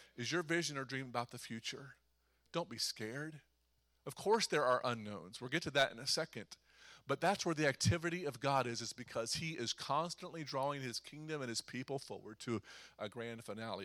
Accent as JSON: {"language": "English", "region": "Eastern Ohio", "country": "United States", "said": "I'm from Eastern Ohio"}